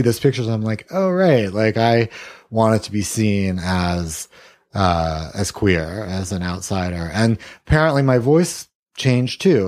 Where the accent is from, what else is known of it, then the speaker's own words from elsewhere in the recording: Columbia, South Carolina, United States; I grew up in Columbia, South Carolina.